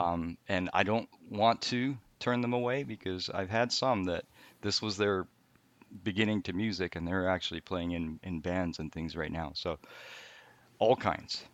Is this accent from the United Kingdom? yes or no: no; Canada; also born or lived in Japan; I was born in Japan. I'm not gonna go too far back, but we moved to Canada when I was, uh, between third and fourth grade. So, I went, I did most of my school in Canada